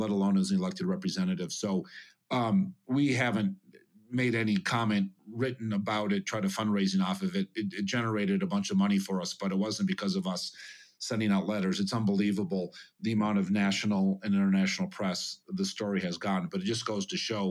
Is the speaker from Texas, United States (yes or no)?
no; Montana, United States; also born or lived in Minnesota; now in Aspen, United States; I grew up in Montana where it was really dry, and also Minnesota where the Mississippi would flood